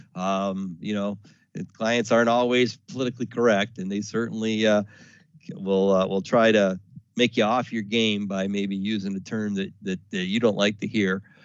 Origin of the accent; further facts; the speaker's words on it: the South, United States; I was born in the South